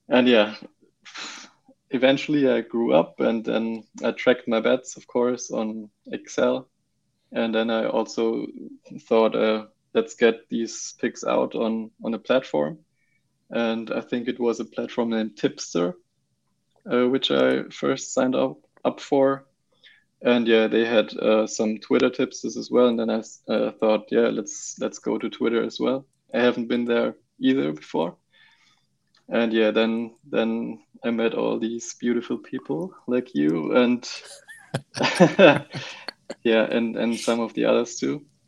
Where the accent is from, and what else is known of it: Germany